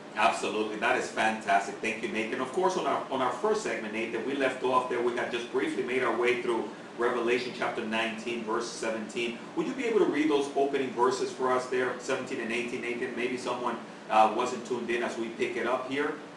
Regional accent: Dominican Republic; moved away; I'm originally from the Dominican Republic

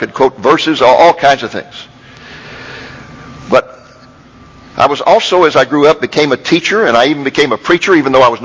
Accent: Waco, Texas, United States; moved away as an adult; also born or lived in Austin, Texas / Boston, Massachusetts; I grew up in Waco, Texas

